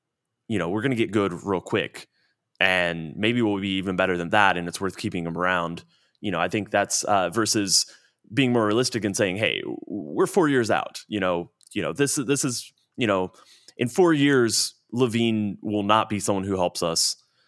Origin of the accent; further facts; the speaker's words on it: Plano, Texas, United States; I grew up in Plano, Texas, a suburb.